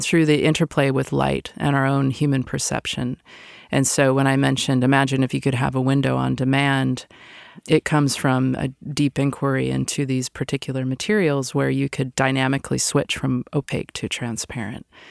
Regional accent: Seattle, Washington, United States; moved away; I'm originally from Seattle

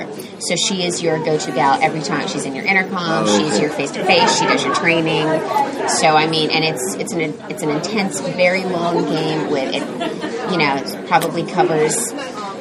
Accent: Midwest, United States; I'm from the Midwest.

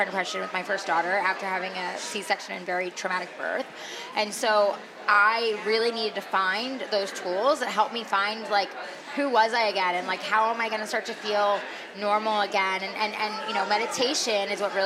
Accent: New York, United States; moved away; also born or lived in California; I'm originally from New York. Yeah. So I'm like, you know, a New York girl at heart. And then I lived in California for 11 years

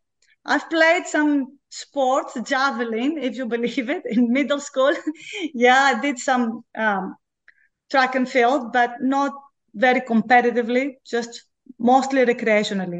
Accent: Greece; moved away as an adult; also born or lived in Belgium / Finland / Oregon; now in Baton Rouge, United States; I'm originally from Greece

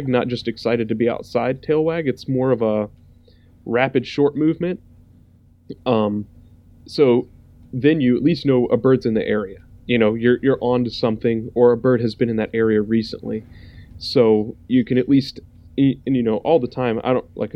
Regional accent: the South, United States; I grew up in the South.

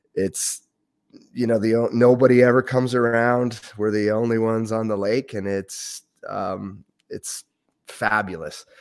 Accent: Ontario, Canada; moved away as an adult; also born or lived in Windsor, Ontario; now in Yukon, Canada; it was a great childhood growing up in Ontario.

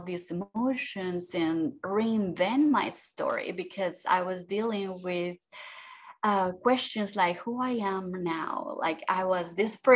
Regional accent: Mexico; moved away as an adult; also born or lived in Austria; now in Florida, United States; I was born in Mexico, like you say, in a family of five girls

